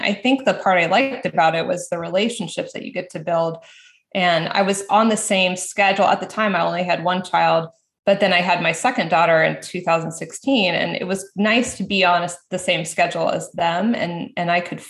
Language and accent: English; Florida, United States; when we moved back to Florida. I'm from Florida.